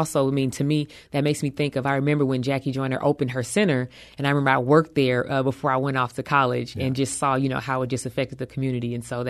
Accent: East St. Louis, Illinois, United States; Oh, life for me was, I was very blessed.

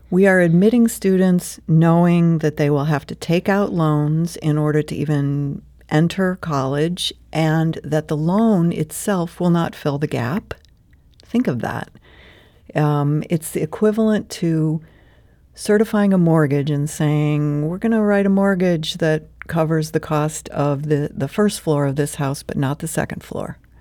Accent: St. Louis, Missouri, United States; also born or lived in California; I grew up right here in Saint Louis

